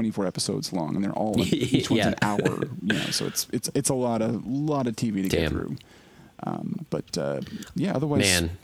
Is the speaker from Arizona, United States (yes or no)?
no; Oklahoma, United States; I'm from Oklahoma